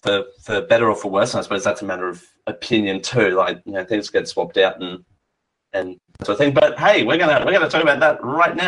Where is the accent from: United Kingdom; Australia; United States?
Australia; I'm Australian.